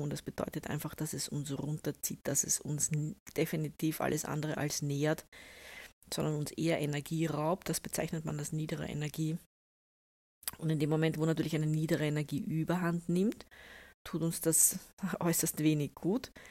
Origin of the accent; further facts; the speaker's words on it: Austria; also ich bin ja eine Österreicherin, wir können das ja auch relativ gut, wir sagen dann Sudan.